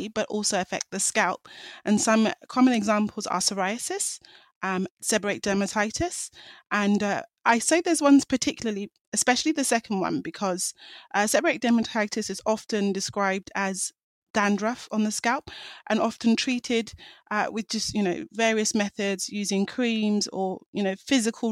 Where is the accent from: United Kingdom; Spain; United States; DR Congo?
United Kingdom; England; I'm a doctor from England